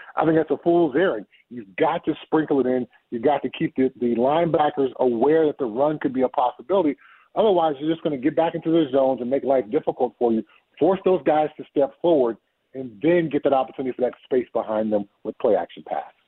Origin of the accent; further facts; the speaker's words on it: Southern California, United States; moved away; also born or lived in Colorado; I'm from Southern California. You know, I know I played football in Colorado, but I'm a SoCal guy